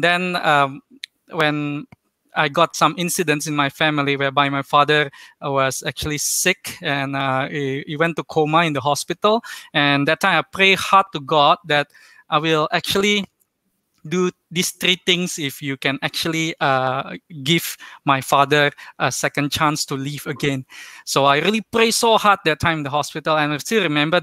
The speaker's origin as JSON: {"language": "English", "region": "Jakarta", "country": "Indonesia", "also_born_or_lived": "Kuching, Malaysia", "moved": "as an adult", "lives_now": "Kuala Lumpur, Malaysia", "said": "I'm originally from Jakarta, Indonesia. So, basically, already stay in Malaysia more than 13 years."}